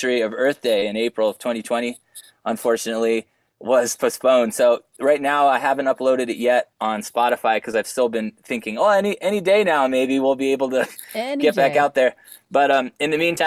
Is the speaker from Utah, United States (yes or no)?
yes; Utah, United States; my life growing up in Utah County as a non-Mormon